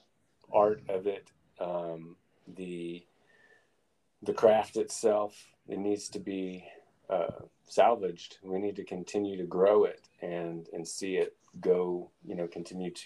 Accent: McAlester, Oklahoma, United States; moved away as an adult; now in Oklahoma City, United States; I am in Oklahoma City. I'm from McAllister

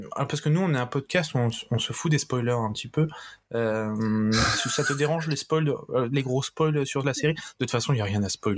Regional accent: France; je suis français

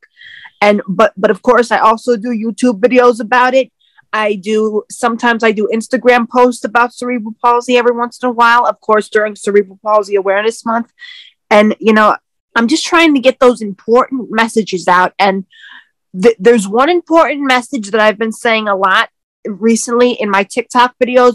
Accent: New York City, New York, United States; I am from Queens, New York

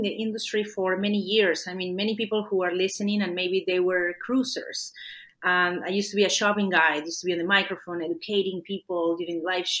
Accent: Lima, Peru; first language Spanish; English is a second language; moved away as an adult; now in Canada; I left my native Peru. I was born in Lima, Peru

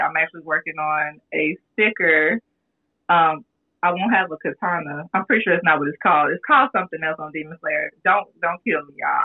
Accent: Gary, Indiana, United States; I didn't see that much of it growing up where I grew up in Gary, Indiana.

